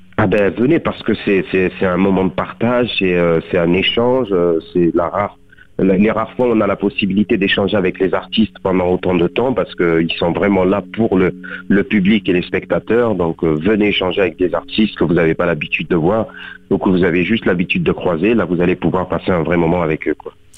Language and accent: French; Beaucaire, Occitania, France; born or raised there; moved away as an adult; also born or lived in Tarascon; now in Paris, France